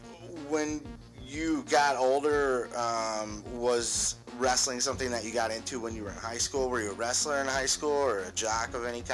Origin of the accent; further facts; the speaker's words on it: Escanaba, Michigan, United States; I'm from the UP too. When I was, I grew up in Escanaba